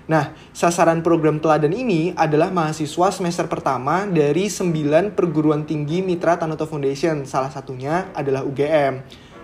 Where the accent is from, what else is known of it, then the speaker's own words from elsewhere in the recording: Yogyakarta, Special Region of Yogyakarta, Indonesia; kalau aku dari Jogja, asli juga Jogja, jadi ya sekarang ada di Jogja sih.